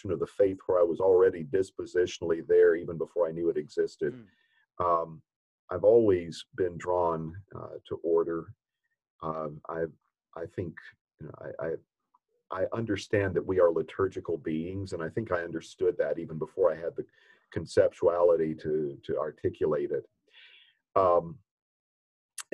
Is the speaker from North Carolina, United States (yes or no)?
yes; Catawba County, North Carolina, United States; accent: American; I'm a North Carolinian. My dad's a Baptist minister. One interesting thing about growing up where I did, I grew up in Catawba County, North Carolina